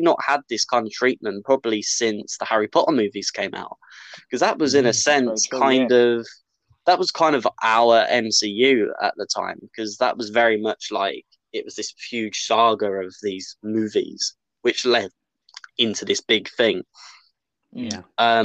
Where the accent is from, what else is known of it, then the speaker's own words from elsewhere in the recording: United Kingdom; we're not American. So we don't, like in the UK